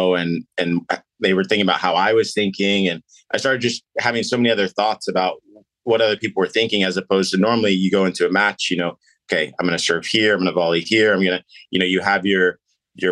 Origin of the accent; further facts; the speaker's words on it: Missouri Valley, Midwest, United States; we grew up in the Missouri Valley